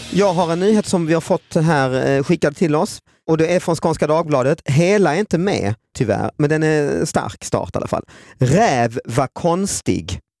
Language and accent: Swedish; Lund, Skåne, Sweden; är också född och uppväxt i Lund